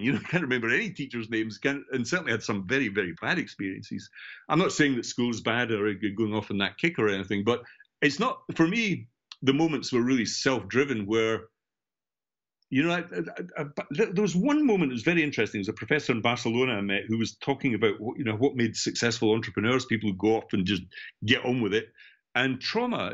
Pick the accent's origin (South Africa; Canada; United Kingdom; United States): United Kingdom; between Edinburgh and Glasgow, central Scotland; now in Brighton, United Kingdom; I'm obviously from Scotland, central Scotland, between Edinburgh and Glasgow. So I grew up in working class Scotland and housing schemes.